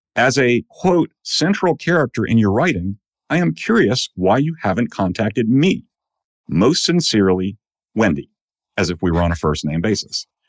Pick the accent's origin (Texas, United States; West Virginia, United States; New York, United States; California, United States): New York, United States; Long Island; moved away as an adult; also born or lived in Illinois; now in North Carolina, United States; I'm a native of New York. I grew up mostly on Long Island.